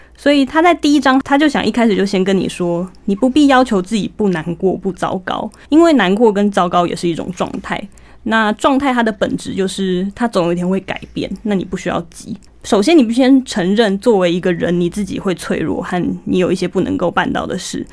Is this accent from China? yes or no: no; Taiwan; 我们台湾人